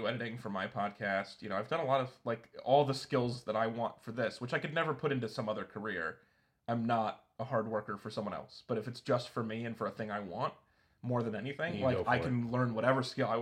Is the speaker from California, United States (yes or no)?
no; Reno, Nevada, United States; moved away as an adult; also born or lived in Walla Walla, Washington; now in Portland, United States; I was from Reno